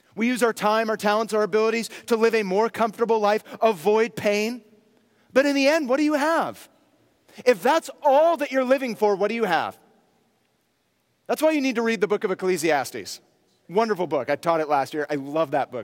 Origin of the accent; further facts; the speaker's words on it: near Berkeley, California, United States; I grew up near Berkeley